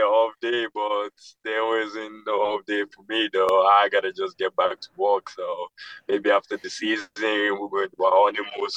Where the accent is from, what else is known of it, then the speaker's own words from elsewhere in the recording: Nigeria; now in United States; growing up in Nigeria